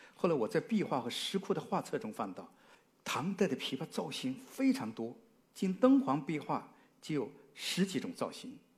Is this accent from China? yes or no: yes; China; 因为我们中国人喜欢吃饭讲什么？五味俱全